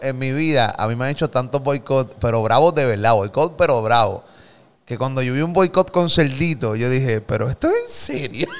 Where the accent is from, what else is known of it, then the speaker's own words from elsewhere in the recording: Carolina, Puerto Rico; also born or lived in Gurabo; Yo viví en Gurabo un tiempo, pero no soy de Gurabo, soy de ah, Carolina